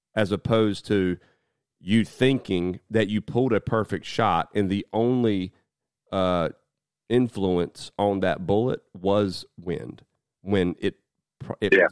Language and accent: English; United States; as an American